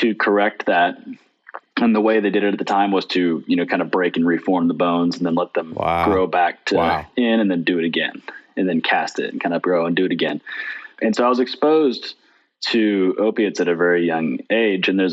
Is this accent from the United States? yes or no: yes; Ozarks, Northwest Arkansas, United States; here that's a little less known than other places, which has been a great place to grow up and has also been a great place to stay